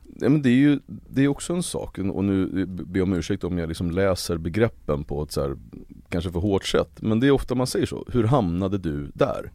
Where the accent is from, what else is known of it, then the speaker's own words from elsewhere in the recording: Uppsala, Uppsala County, Sweden; Det står Gottsunda i mitt pass och där växte jag upp